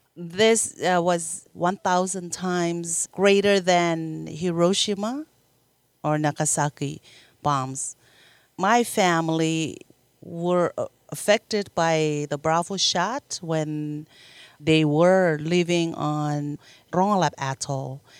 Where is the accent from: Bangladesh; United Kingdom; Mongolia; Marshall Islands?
Marshall Islands; I grew up in the Marshall Islands and, uh, born and raised